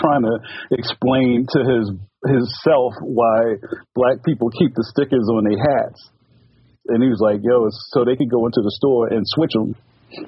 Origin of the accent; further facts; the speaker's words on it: Philadelphia, Pennsylvania, United States; since I'm from Philly, like when, like in the 90s, when Mitchell and Ness kind of like came up, you know, Mitchell and Ness have been around for a long time, but the store is here in Philly. And we used to go in there